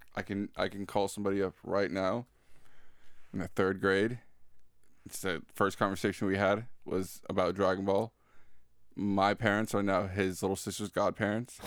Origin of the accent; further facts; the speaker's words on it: Florida, United States; I'm from Florida